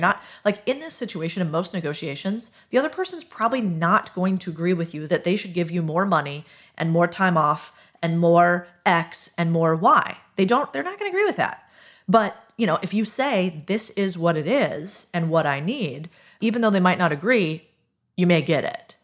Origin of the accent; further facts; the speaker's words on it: United States; I'm very American